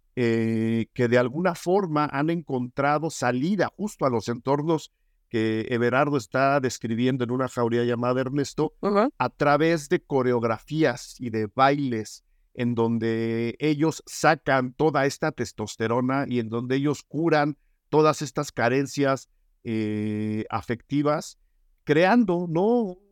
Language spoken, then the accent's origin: Spanish; Mexico; quienes nacimos, crecimos y habitamos en este país